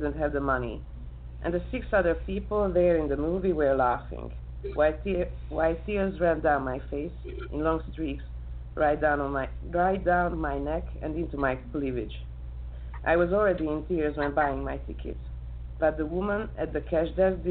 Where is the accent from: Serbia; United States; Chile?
Serbia; Bačka Topola, Vojvodina; English is a second language; moved away as an adult; now in Budapest, Hungary; I was born in Yugoslavia, in Bačka Topola. This is a small town in the part of Vojvodina. I was raised up there.